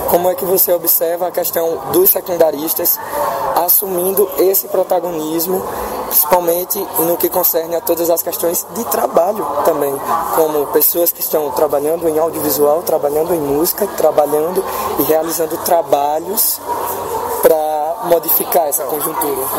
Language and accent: Portuguese; Paraíba, Brazil; Sou um grande fã seu e vim da Paraíba, sabe?